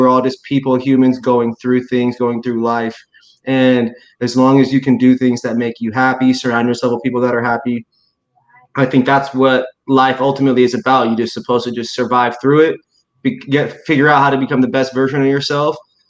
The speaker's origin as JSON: {"language": "English", "region": "Indiana", "country": "United States", "tie": "born or raised there", "also_born_or_lived": "Texas", "said": "I grew up in Indiana and people weren't always honest with themselves. And then I grew up in Texas, it's a similar situation."}